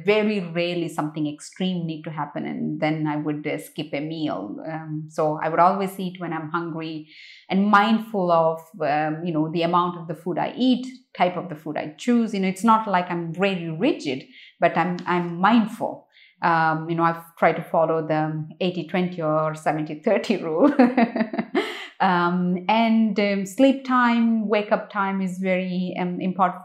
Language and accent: English; India; moved away as an adult; I grew up in India. I only left India when I was 24.